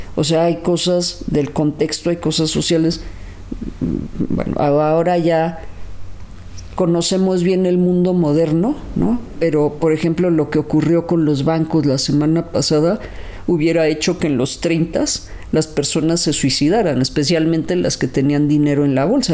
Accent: Mexico City, Mexico; los que crecimos en Lindavista

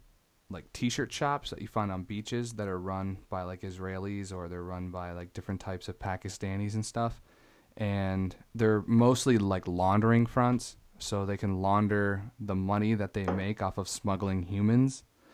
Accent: St. Albans, Vermont, United States; born there; I was born in Vermont, so everywhere I've ever lived has always been on a border state.

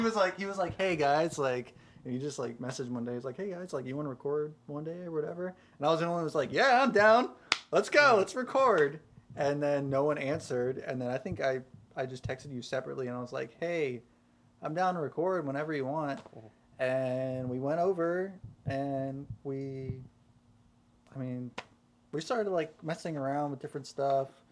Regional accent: South Carolina, United States; I'm from South Carolina

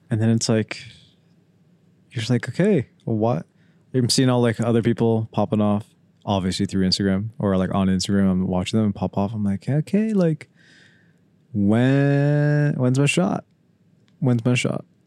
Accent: Pickering, Ontario, Canada; We're from Pickering

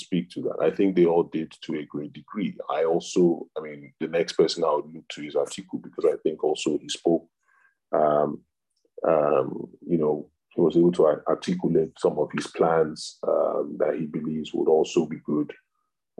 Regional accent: Southwest Nigeria, Nigeria; I am a Southerner, I am a Yoruba person

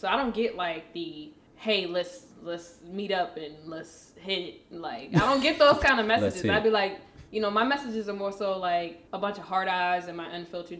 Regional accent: Charleston, South Carolina, United States; Charleston, South Carolina.

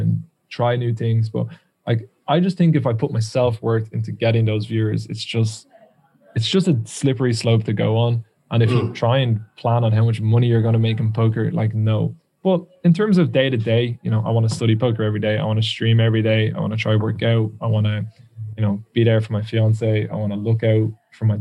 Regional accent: Ireland; accent: Irish; I can't even pronounce words in English as an Irishman

